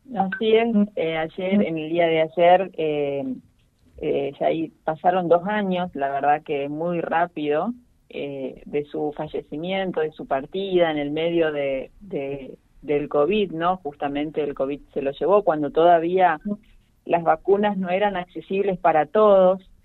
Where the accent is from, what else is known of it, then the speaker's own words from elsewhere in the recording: Villa Ocampo, Santa Fe, Argentina; moved away; yo soy nacida acá en Villa Ocampo y ya hace más de dos años que volví a vivir a mi ciudad